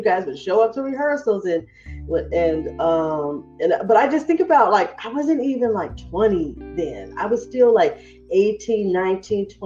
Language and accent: English; Fresno, California, United States; moved away as an adult; growing up in Fresno